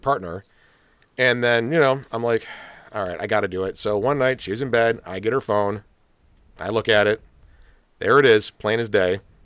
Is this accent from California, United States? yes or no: no; Rochester, New York, United States; moved away; I'd actually grown up in Rochester